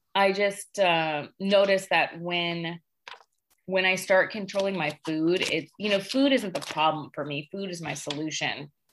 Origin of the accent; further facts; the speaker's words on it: Sacramento, California, United States; moved away as an adult; now in Tucson, United States; I'm from Northern California, actually. I'm from Sacramento.